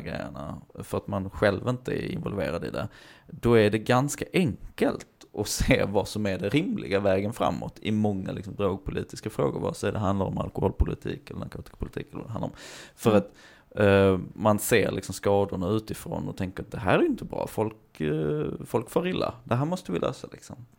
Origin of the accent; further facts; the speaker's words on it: Hör, Skåne, Sweden; jag är uppväxt i Hör och närmsta simhall var i Eslöv